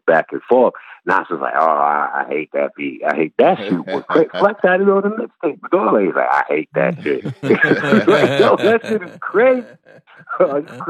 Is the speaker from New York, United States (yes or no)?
yes; New York City, New York, United States; I'm from Marcy Project